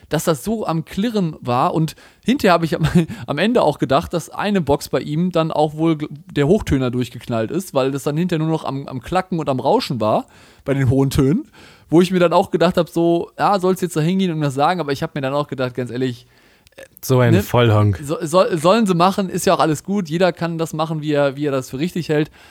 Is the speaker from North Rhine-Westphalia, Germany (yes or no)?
yes; Cologne, North Rhine-Westphalia, Germany; Also bei uns, ich komme ja aus Köln, war letztens Karneval, ne?